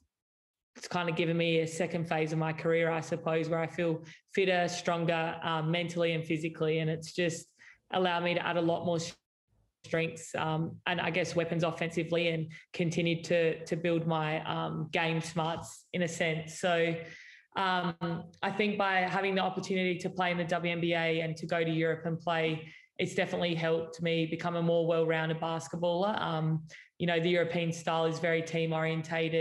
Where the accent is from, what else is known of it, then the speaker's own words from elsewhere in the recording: Adelaide, South Australia, Australia; I grew up in Adelaide, I used to watch the Adelaide Lightning